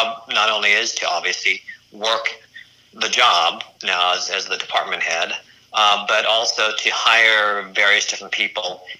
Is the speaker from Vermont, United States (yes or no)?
no; Colorado, United States; accent: slight Midwestern; also born or lived in Philadelphia / Los Angeles; born and raised in Colorado